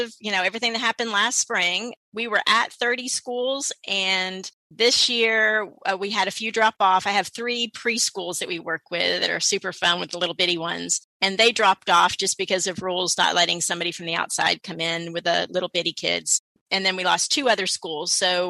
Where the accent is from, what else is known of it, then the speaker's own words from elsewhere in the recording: Houston, Texas, United States; also born or lived in St. Louis, Missouri; I was born in St. Louis. St. Louis, huh? Mm-hmm. Yeah. And then we moved here when I was 7. So pretty much grew up in Inwood Forest area.